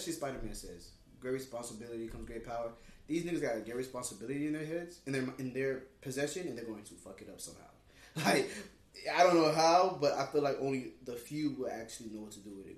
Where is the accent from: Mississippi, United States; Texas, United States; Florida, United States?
Florida, United States; Palm Beach County; we're from Palm Beach County